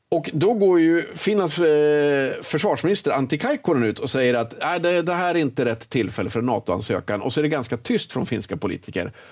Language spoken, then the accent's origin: Swedish; Sweden; man känner så här som svensk att det här lägger inte vi så mycket tid på vem som pratar först.